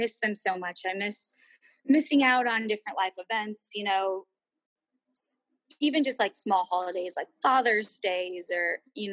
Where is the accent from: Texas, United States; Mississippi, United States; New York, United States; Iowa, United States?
Iowa, United States; Griswold; also born or lived in Nashville; I was born and raised in Griswold